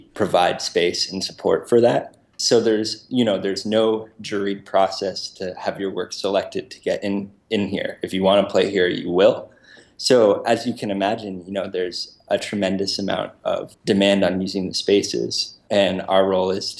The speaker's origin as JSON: {"language": "English", "town": "Brookline", "region": "Massachusetts", "country": "United States", "tie": "born or raised there", "also_born_or_lived": "Worcester, Massachusetts", "moved": "as an adult", "lives_now": "Rhode Island, United States", "said": "I grew up in Brookline, Massachusetts, so, you know, right next to Boston"}